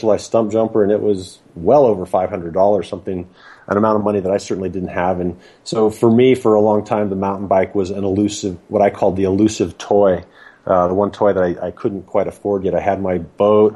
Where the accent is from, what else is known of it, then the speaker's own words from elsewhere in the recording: Denver, Colorado, United States; growing up in Colorado, I grew up in the Denver metro area